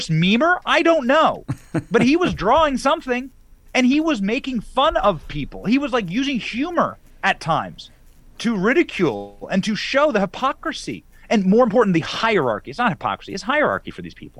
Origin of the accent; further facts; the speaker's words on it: Florida, United States; my home state of Florida